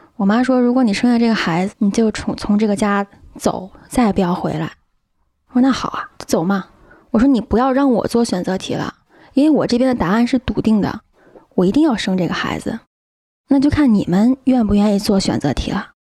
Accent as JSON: {"language": "Chinese", "country": "China", "also_born_or_lived": "United Kingdom", "lives_now": "Chengdu, China", "said": "我是一个中国人"}